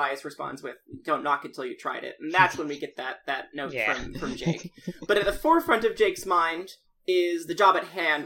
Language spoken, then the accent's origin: English; Texas, United States; I grew up in Texas.